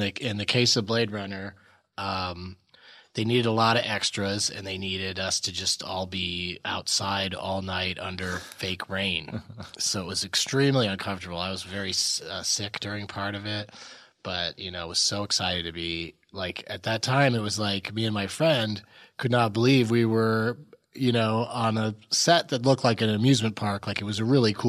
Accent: San Diego, California, United States; I grew up in San Diego

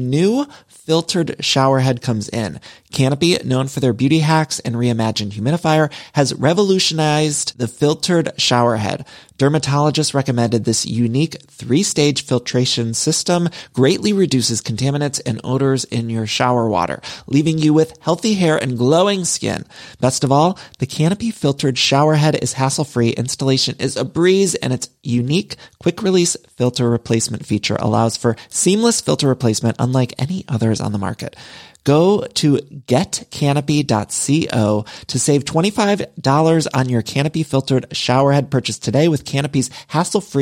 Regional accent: Midwest, United States; now in Los Angeles, United States; Now, y'all know I'm from the Midwest, but I've lived in California for so long

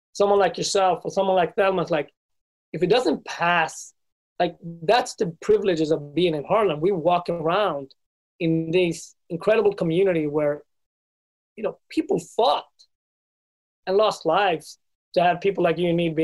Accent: Sweden; moved away as an adult; also born or lived in Ethiopia; now in United States; I was raised in Sweden

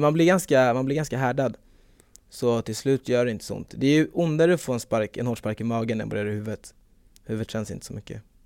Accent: Stockholm, Stockholm County, Sweden; jag är från Stockholm

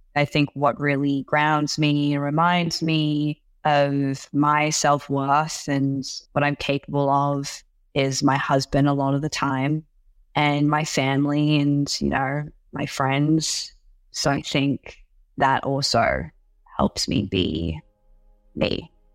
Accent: Sydney, New South Wales, Australia; English is a second language; moved away as an adult; also born or lived in Hangzhou, China; now in United States; teenage years kind of growing up in Sydney

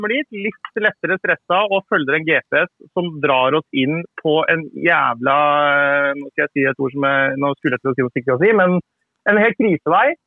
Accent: South Korea; now in Norway; Jeg er jo

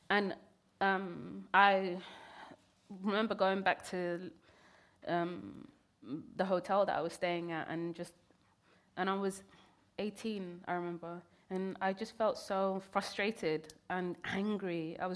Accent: Kenya; born there; I was born in Kenya. I never even got to even stepped foot in Somalia at that point.

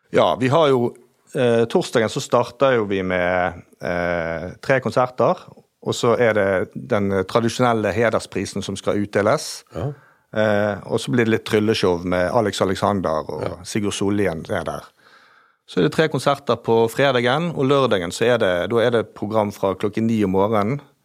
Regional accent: Bergen, Vestland, Norway; accent: Bergen dialect; moved away as an adult; now in Lofthus, Norway; jeg er født og oppvokst i Bergen

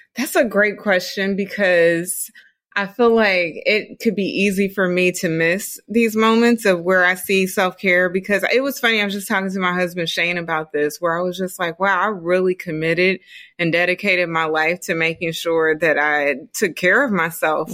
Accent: Dayton, Ohio, United States; moved away as an adult; I'm from Dayton, Ohio.

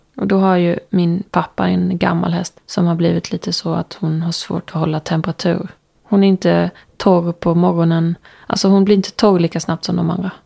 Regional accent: Ljungby, Kronoberg County, Sweden; eftersom jag är från Ljungby

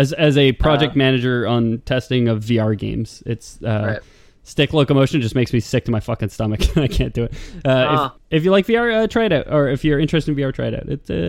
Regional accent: Lithuania; Sorry, I'm from Lithuania. That's the expression there.

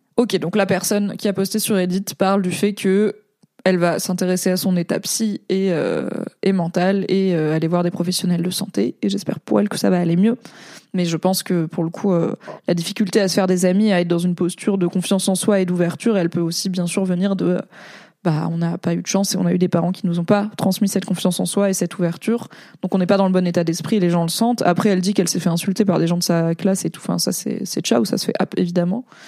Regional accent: Valence, Auvergne-Rhône-Alpes, France; moved away; also born or lived in Alsace; je suis née en Alsace, mais j'ai grandi à Valence, euh, dans la Drôme

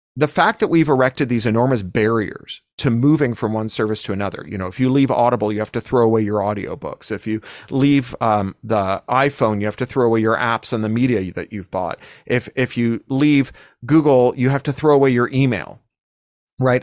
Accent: Toronto, Ontario, Canada; when I was growing up in Toronto

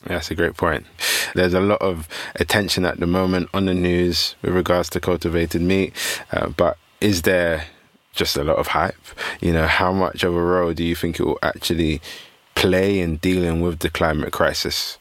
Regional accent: London, United Kingdom; where I grew up in Peckham

